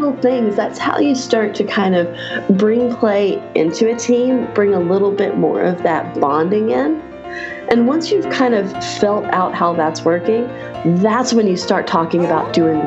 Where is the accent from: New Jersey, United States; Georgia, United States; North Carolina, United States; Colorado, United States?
North Carolina, United States; Raleigh; in my hometown of Raleigh, North Carolina